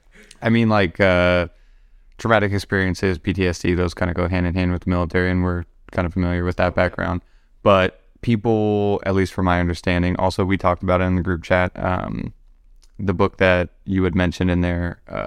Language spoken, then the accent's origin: English; Wisconsin, United States; now in Seattle, United States; one of the biggest things I noticed moving to Seattle, because I came from Wisconsin, and coming from that Midwest sort of a little bit slower pace of life